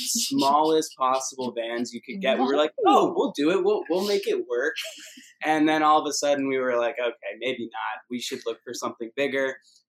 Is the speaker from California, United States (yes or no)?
no; Rockville, Maryland, United States; I'm the third babe. I'm also from Rockville, Maryland. I grew up with Hallie and Gabby here